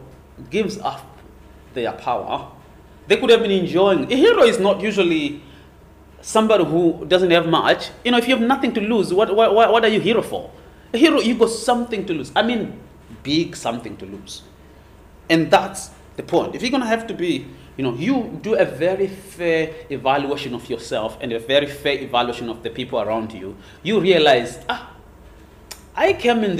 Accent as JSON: {"language": "English", "country": "Zimbabwe", "tie": "born or raised there", "moved": "yes", "lives_now": "Hong Kong", "said": "I was born in Zimbabwe"}